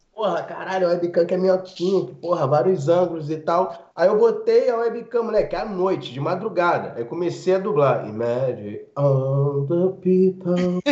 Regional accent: Rio de Janeiro, Brazil; eu nunca saí de Rengo

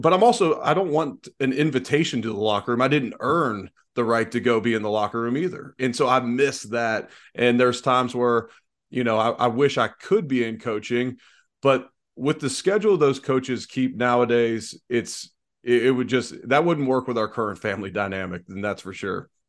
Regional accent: Cincinnati, Ohio, United States; growing up in Cincinnati

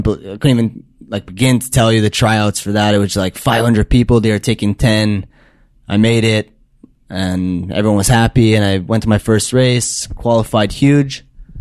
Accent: Montreal, Quebec, Canada; first language English; I'm from Montreal.

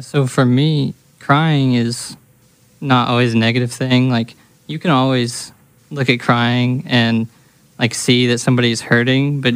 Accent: Edmond, Oklahoma, United States; I'm from Edmond, Oklahoma

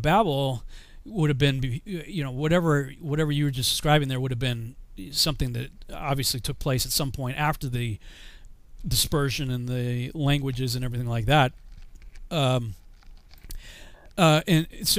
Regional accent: Massachusetts, United States; moved away as an adult; I'm from Massachusetts

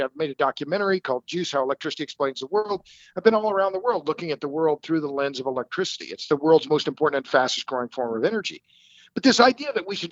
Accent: Tulsa, Oklahoma, United States; I'm born and raised in Tulsa, which for about 20 minutes was known as the oil capital of the world

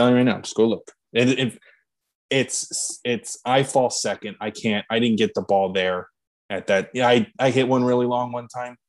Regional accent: Wilkes-Barre, Pennsylvania, United States; He hit a home run here in my hometown that's apparently the longest home run ever hit. It happened here in Wilkes-Barre.

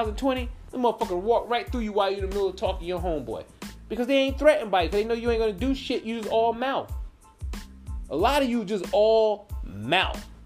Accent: the South, United States; accent: southern; that's my southern accent

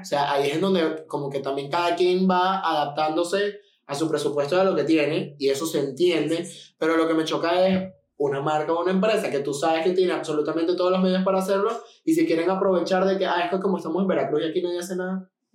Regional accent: Venezuela; now in Mexico; yo vengo de Venezuela, la ciudad de la que yo vengo era una ciudad tipo Monterrey

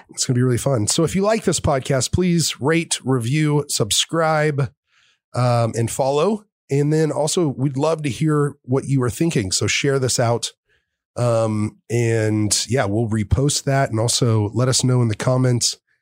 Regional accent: Texas, United States; I grew up here in Texas

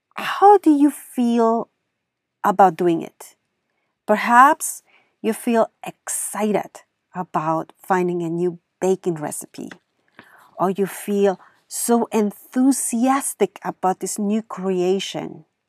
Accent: Germany; accent: thick accent; now in California, United States; I grew up in Germany, And over there, sports is a must in schools.

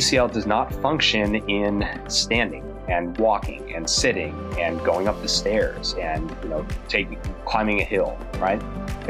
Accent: Chicago, Illinois, United States; moved away as an adult; also born or lived in Cleveland, Ohio; now in Charlotte, United States; born and bred in the Midwest, Chicagoland area

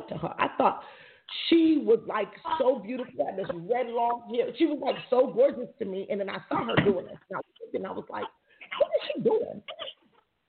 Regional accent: Jamaica; I'm Jamaican

